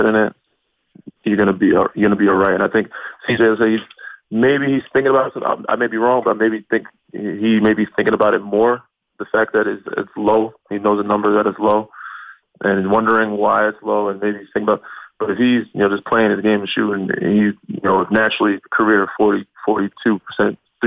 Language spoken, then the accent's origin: English; New York, United States; being in New York and coming from there